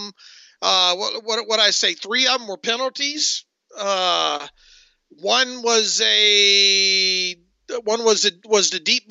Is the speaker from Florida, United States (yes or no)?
yes; Northwest Florida, United States; moved away; also born or lived in Georgia; I grew up in Northwest Florida